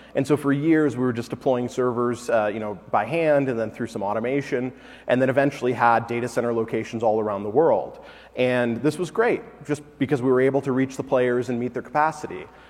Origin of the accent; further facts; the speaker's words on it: Detroit, Michigan, United States; moved away; I'm originally from Detroit